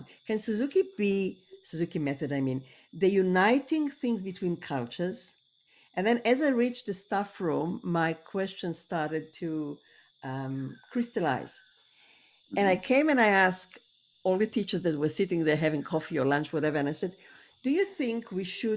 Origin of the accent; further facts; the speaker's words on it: Israel; also born or lived in Kenya; now in Australia; I'm talking from Australia. I wasn't raised here. I was born and raised in Israel. Then I lived in Kenya for many years